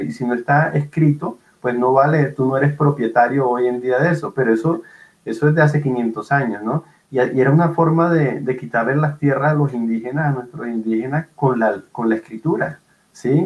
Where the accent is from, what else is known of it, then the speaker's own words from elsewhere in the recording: Barranquilla, Atlántico, Colombia; Yo soy de Barranquilla, una ciudad en el Caribe colombiano